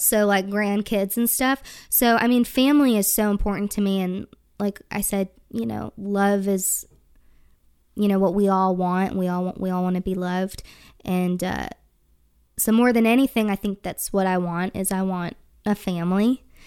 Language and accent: English; Wisconsin, United States; I'm from Wisconsin